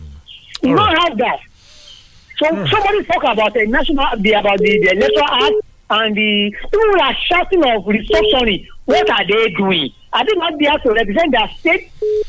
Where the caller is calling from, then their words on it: Lagos, Nigeria; I'm …. I'm calling from Lagos.